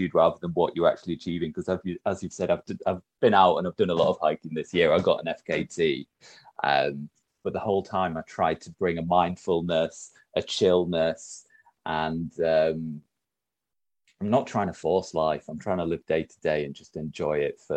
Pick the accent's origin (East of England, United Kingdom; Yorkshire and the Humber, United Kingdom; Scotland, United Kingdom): Yorkshire and the Humber, United Kingdom; Huddersfield; I'm from Huddersfield.